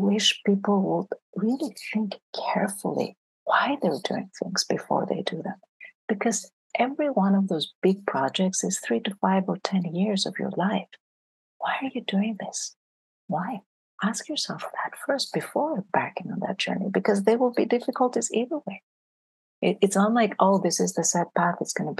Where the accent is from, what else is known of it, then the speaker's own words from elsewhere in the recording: France; also born or lived in Greece; I grew up in Greece and then I grew up in France. So in France, anybody who's really good in math, and I was very good in math, ends up being an engineer. So I finished high school in France